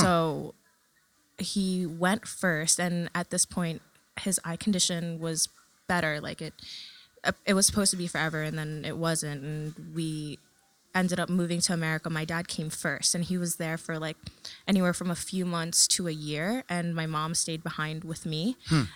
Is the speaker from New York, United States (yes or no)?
yes; New York City, New York, United States; first language Tagalog; English is a second language; also born or lived in Manila, Philippines / California; we moved when I was three years old to California for a few months. And then from there, moved to New York City. And I'm like a total Queens baby through and through